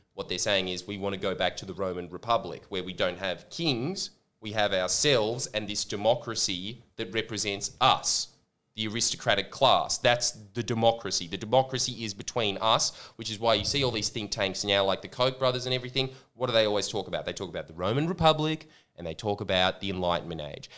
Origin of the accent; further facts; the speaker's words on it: Australia; accent: Australian; my Australian accent